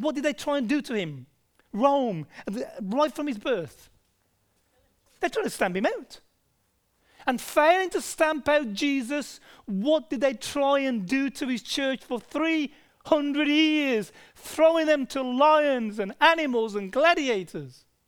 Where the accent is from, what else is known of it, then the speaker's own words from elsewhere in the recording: United Kingdom; moved away; I'm from Britain